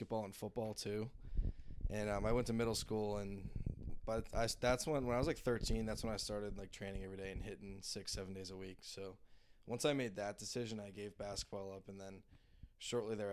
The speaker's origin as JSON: {"language": "English", "town": "Norfolk", "region": "Massachusetts", "country": "United States", "tie": "born or raised there", "said": "I'm from Norfolk, Massachusetts, so about an hour away from Boston."}